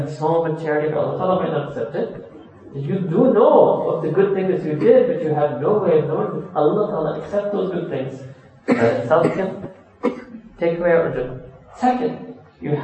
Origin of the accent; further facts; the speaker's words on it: New York, United States; moved away as an adult; also born or lived in Pakistan; born and raised in New York